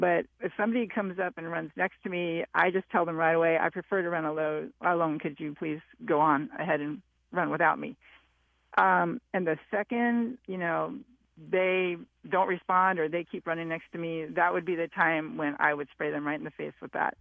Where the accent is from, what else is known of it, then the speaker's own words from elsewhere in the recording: Southern California, United States; I'm from Southern California.